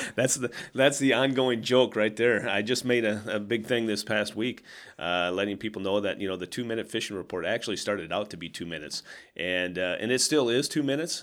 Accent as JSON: {"language": "English", "region": "Southwest Minnesota", "country": "United States", "tie": "born or raised there", "moved": "yes", "lives_now": "Sioux Falls, United States", "said": "growing up in Southwest Minnesota"}